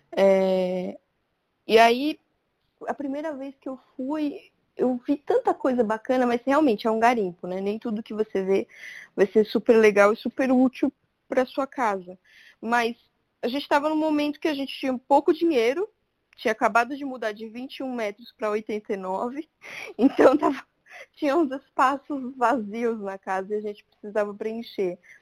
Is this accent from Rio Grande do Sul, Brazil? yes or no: no; Santo André, São Paulo, Brazil; moved away as an adult; also born or lived in São Caetano do Sul / Bela Vista, São Paulo; now in São Paulo, Brazil; E eu morei minha vida inteira em Santo André, em uma única casa, com a minha avó.